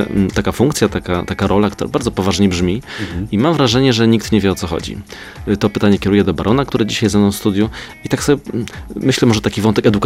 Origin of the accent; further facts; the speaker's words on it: Kraków, Lesser Poland, Poland; ja z Krakowa jestem